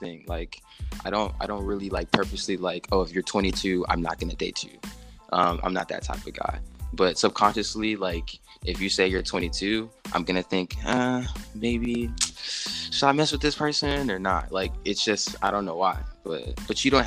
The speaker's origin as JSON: {"language": "English", "country": "United States", "said": "me being an American"}